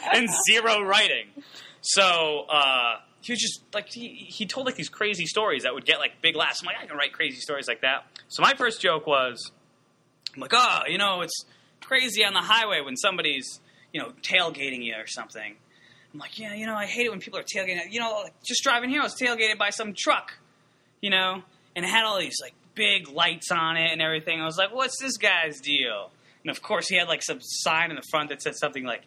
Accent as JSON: {"language": "English", "town": "Hartford", "region": "Connecticut", "country": "United States", "tie": "born or raised there", "said": "I was born in Hartford."}